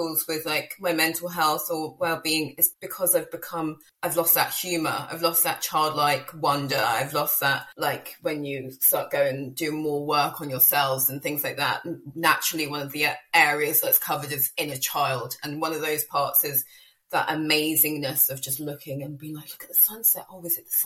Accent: United Kingdom; moved away as an adult; Me by my accent, obviously I'm from the UK, but I've lived in the island for the past 6 years.

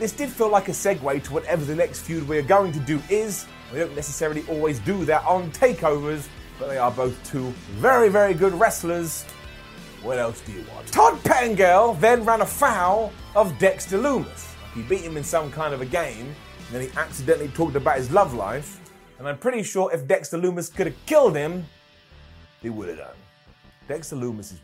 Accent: United Kingdom; I'm British

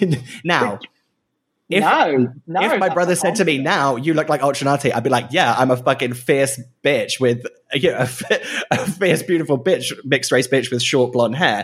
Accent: United Kingdom; As a British person and not an American person

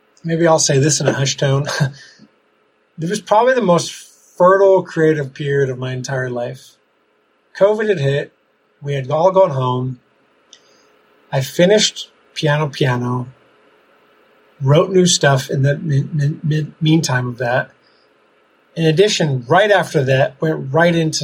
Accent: Ramsey, New Jersey, United States; moved away as an adult; also born or lived in Denver, Colorado; now in Italy; I grew up in Ramsey, New Jersey

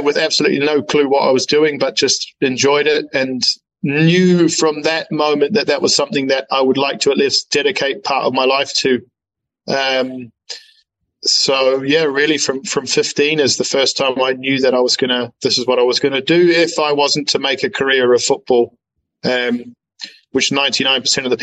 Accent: New Zealand; moved away; I'm a first generation New Zealander, and both my parents immigrated from Germany, And obviously, as a Kiwi kid growing up

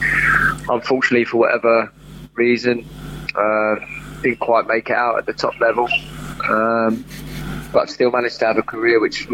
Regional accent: Lancing, South East England, United Kingdom; I grew up on the South Coast, a place called Lancing.

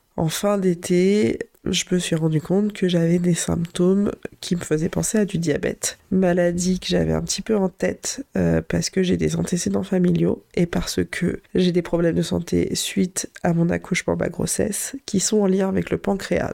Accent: Vichy, Auvergne-Rhône-Alpes, France; je suis née à Vichy et ma famille paternelle est vraiment originaire de ce coin-là

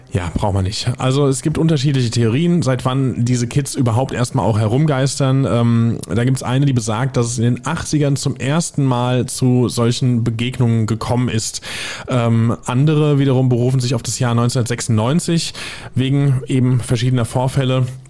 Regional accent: area between Niederbrechen and Villmar, Hesse, Germany; moved away; aus meiner Ecke kommt. Das war zwischen, Achtung, äh, jetzt festhalten, es sind auch lustige Ortsnamen, zumindest einer davon. Es war zwischen Niederbrechen und Filmer

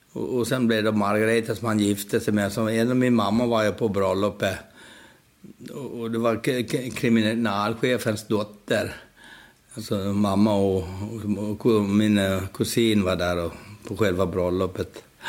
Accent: Gotland, Sweden; now in Stockholm, Sweden; jag växte upp eh, i Gullrupe, Halbjens

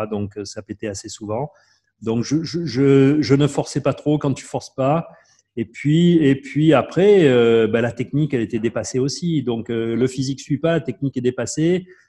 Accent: Marseille, Provence-Alpes-Côte d'Azur, France; Je connaissais rien d'autre que mon quartier à Marseille.

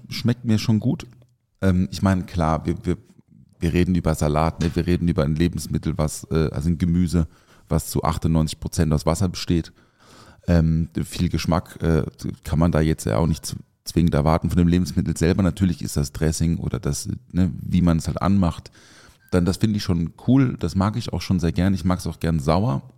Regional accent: the South, Southern Germany, Germany; now in Mannheim, Germany; bei uns im Süden

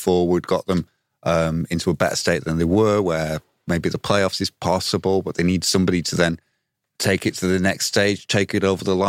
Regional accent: Leeds, Yorkshire and the Humber, United Kingdom; I'm from Leeds.

